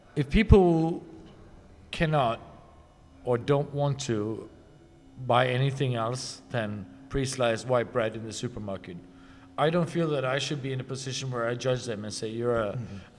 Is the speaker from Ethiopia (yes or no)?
no; Norway; my hometown, hometown in Norway